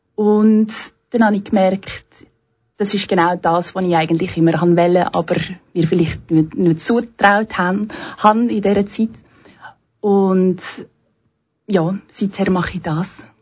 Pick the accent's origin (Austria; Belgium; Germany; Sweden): Belgium; moved away as an adult; now in Switzerland; ich komme eigentlich ursprünglich aus Belgien